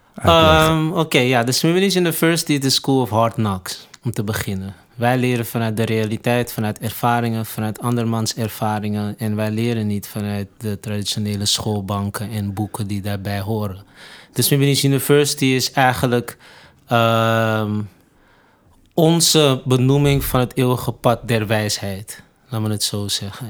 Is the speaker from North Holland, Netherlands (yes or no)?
yes; Amsterdam, North Holland, Netherlands; also born or lived in Suriname (parents); ben opgegroeid in Amsterdam Zuidoost